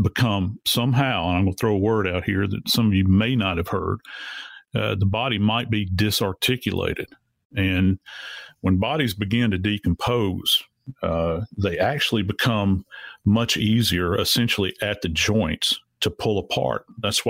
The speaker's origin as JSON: {"language": "English", "region": "Louisiana", "country": "United States", "tie": "born or raised there", "said": "I was born and raised in Louisiana. I've been around swamps my entire life"}